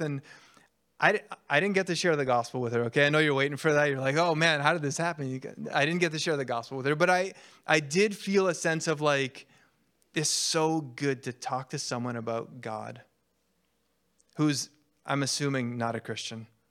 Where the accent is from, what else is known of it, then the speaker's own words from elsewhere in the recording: Canada; I'm Canadian